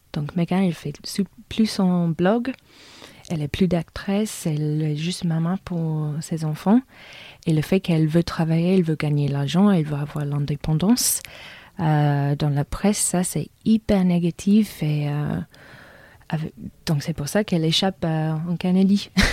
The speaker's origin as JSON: {"language": "French", "region": "England", "country": "United Kingdom", "second_language": "French", "said": "je suis anglaise"}